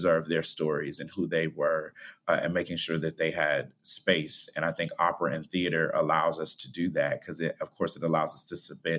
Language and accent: English; Cleveland Heights, Ohio, United States; I grew up in Cleveland Heights, Ohio